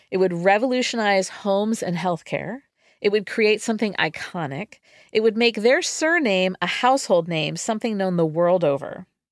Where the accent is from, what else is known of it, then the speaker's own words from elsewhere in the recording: California, United States; my home state, California